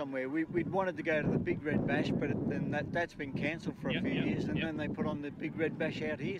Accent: Sydney, New South Wales, Australia; We're from Sydney.

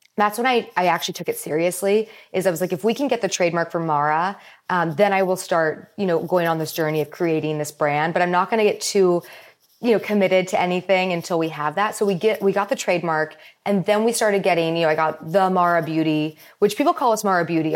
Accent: Palos Verdes, California, United States; also born or lived in Maryland; I moved from Maryland to Palos Verdes when I was, like, around five years old

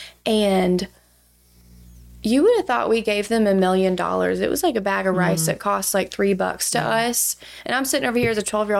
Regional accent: Douglasville, Georgia, United States; now in Athens, United States; So I am from Douglasville, Georgia, originally. It's where I grew up.

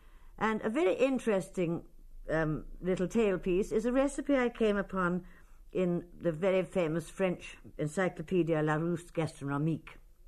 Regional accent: Tipperary and Clare border, Munster, Ireland; I come from the Tipperary and Clare border

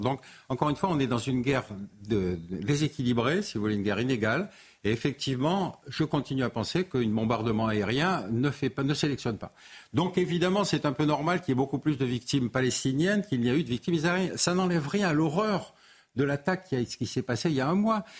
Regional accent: Algeria; now in France; je suis né en Algérie, en Algérie française.

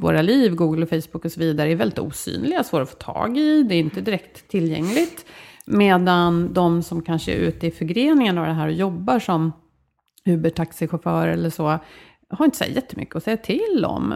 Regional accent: Sweden; vi som svenskar

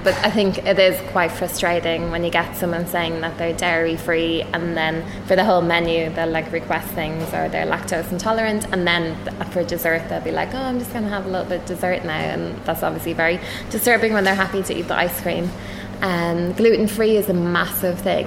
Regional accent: Ireland; moved away; I used to work in human resources in Ireland. I'm Irish

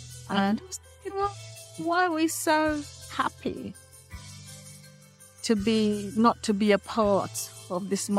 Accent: Saint Andrew, Jamaica; now in Birmingham, United Kingdom; I live in Birmingham, in England, and I've been here now since 1964. I grew up in St. Andrews, in the country.

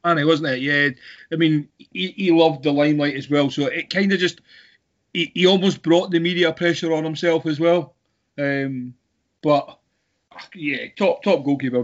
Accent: Scotland, United Kingdom; being Scottish

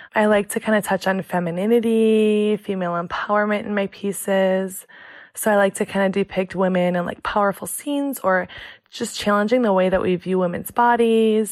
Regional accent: Michigan, United States; also born or lived in Chicago; now in San Diego, United States; I'm from Chicago, but then I kind of grew up in the small town in Michigan

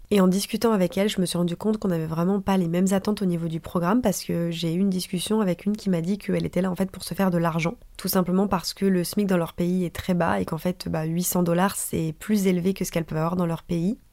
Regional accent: France; moved away as an adult; also born or lived in San Francisco area, United States; Bastien et moi on est partis le même jour de France

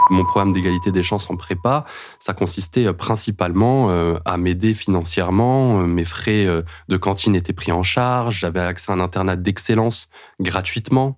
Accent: Clichy, Île-de-France, France; also born or lived in Paris; now in Mantes-la-Jolie, France; je suis né à Paris, j'ai grandi à Clichy-la-Garenne. J'habite aujourd'hui à Mantes-la-Jolie.

